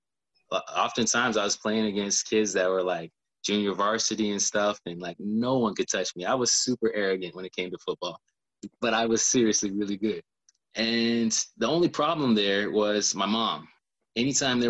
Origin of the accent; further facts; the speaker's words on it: Elgin, South Carolina, United States; also born or lived in Columbia, South Carolina; raised in Elgin, South Carolina.